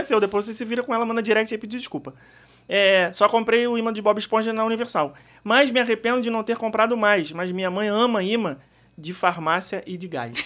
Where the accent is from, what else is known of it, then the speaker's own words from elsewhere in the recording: Brazil; Do Brasil